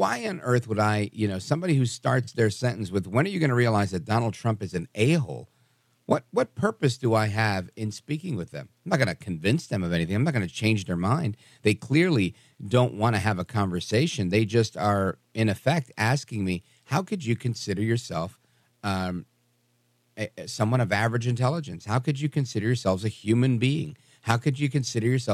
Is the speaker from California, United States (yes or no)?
no; Brooklyn, New York, United States; growing up in Brooklyn